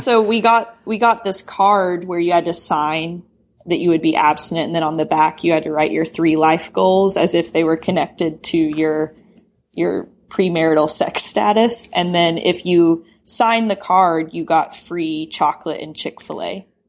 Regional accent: Knoxville, Tennessee, United States; moved away as an adult; now in San Francisco, United States; I grew up in Knoxville, Tennessee

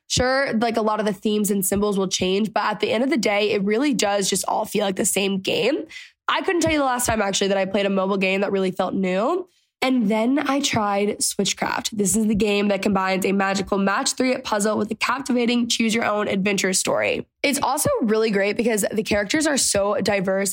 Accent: Texas, United States; I grew up in Texas.

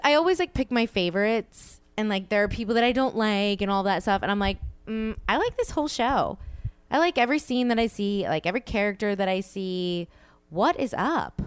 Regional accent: the South, United States; I'm from the South

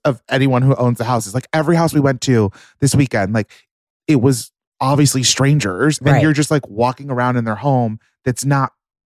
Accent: California, United States; moved away; I'm from California.

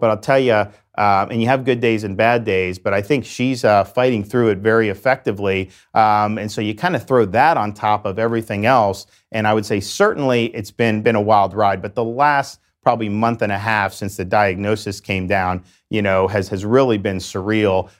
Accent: Dunedin, Florida, United States; I grew up in West Central Florida in a town called Dunedin in Pinellas County, the Tampa Bay area

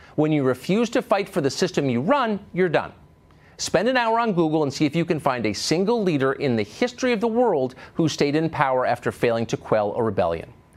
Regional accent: New York City, New York, United States; I was from Manhattan, from New York

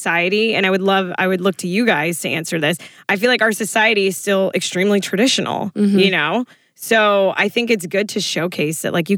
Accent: South Florida, United States; I'm from South Florida.

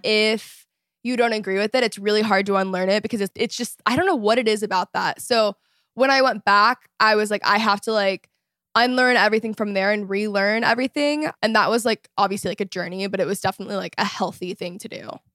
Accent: Texas, United States; moved away as an adult; also born or lived in Los Angeles; I grew up in Texas

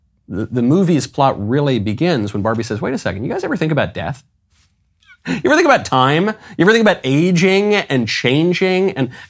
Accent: New York, United States; also born or lived in Los Angeles; I grew up in New York. I grew up in LA.

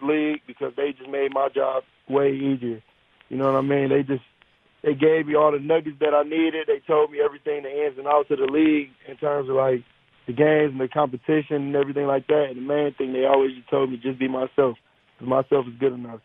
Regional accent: Detroit, Michigan, United States; I'm from Detroit.

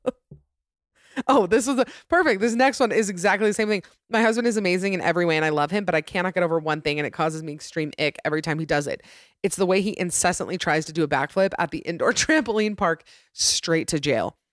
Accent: Utah, United States; my home state of Utah

